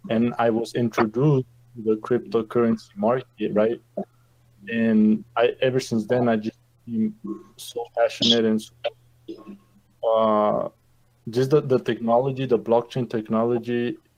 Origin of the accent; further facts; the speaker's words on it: Santa Fe, New Mexico, United States; also born or lived in Chihuahua, Mexico; I live in the state of New Mexico. I've been living here for about 21 years, but I was uh, I was born in Mexico in the state of Chihuahua, and uh, here at uh, when I graduated high school here in in Santa Fe